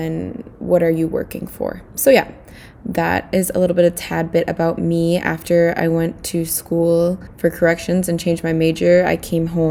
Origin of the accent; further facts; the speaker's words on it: St. Paul, Minnesota, United States; I am from St. Paul, Minnesota